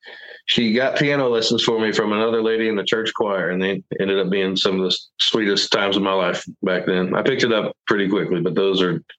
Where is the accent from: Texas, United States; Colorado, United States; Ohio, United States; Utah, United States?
Texas, United States; Houston; born or raised there